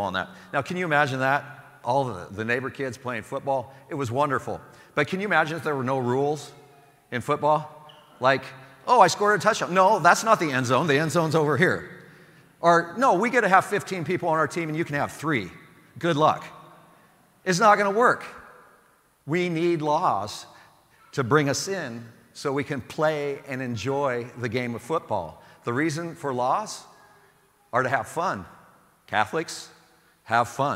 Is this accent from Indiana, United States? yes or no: no; Sublimity, Oregon, United States; I grew up in Sublimity, Oregon